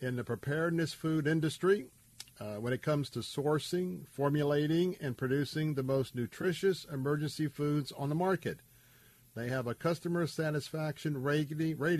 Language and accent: English; Florida, United States; I was born and raised here in Florida